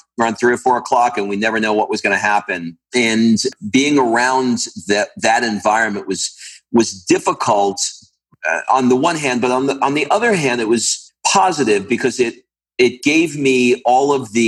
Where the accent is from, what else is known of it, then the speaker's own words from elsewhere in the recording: New York City, New York, United States; I grew up in Queens, New York